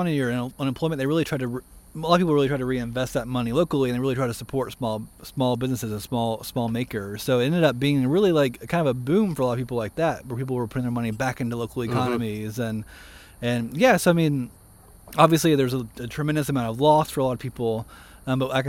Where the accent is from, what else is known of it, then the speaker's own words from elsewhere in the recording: Montgomery, Alabama, United States; also born or lived in Grady, Alabama / Hope Hull, Alabama / Boston / Washington State; now in Greensboro, United States; So I grew up in Montgomery. Well, I grew up right outside of Montgomery and originally from a small town called Grady, Alabama